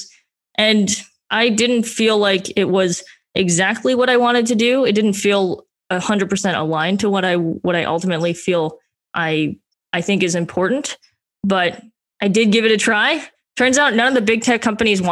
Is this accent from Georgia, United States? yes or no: no; Las Vegas, Nevada, United States; moved away; I grew up in Las Vegas